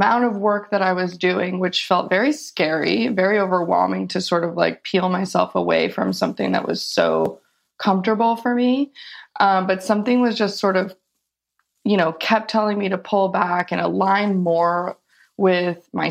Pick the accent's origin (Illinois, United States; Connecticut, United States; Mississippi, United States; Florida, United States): Illinois, United States; Chicago; moved away; also born or lived in California; I grew up in Chicago and moved a couple of places and ended up in California when I was 19